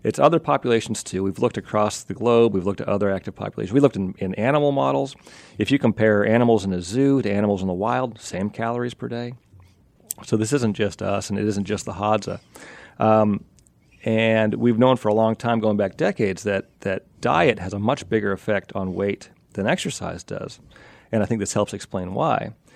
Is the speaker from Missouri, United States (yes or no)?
no; Pennsylvania, United States; Amish, I grew up in Pennsylvania